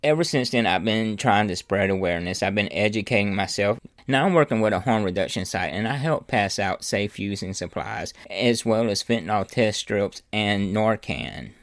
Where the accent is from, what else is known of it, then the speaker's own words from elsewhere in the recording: Louisiana, United States; I'm from Louisiana